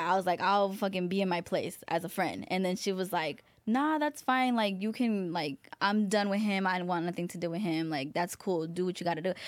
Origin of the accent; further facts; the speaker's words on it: Palmdale, California, United States; also born or lived in Van Nuys, Los Angeles; we're from Van Nuys. We moved from Van Nuys to Palmdale